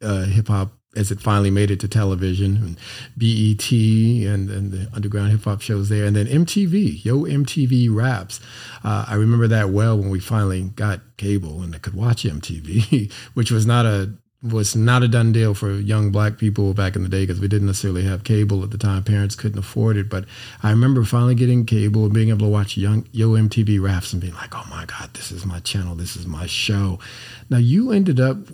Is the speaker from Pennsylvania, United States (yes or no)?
no; California, United States; I grew up in California